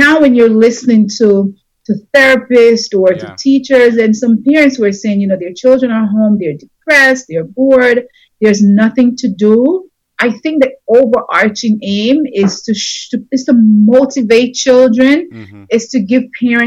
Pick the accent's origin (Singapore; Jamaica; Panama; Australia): Jamaica; us growing up in Jamaica